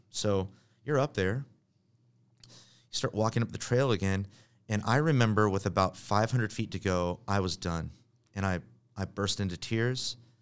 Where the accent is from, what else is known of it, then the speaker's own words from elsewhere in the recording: Bay Area of California, United States; also born or lived in Richland, Washington; Moved to the Bay Area of California. My dad took another pastoring job, so I grew up